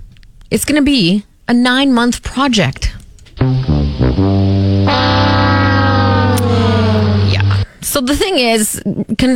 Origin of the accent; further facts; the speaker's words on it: Saskatoon, Saskatchewan, Canada; I grew up on the West Side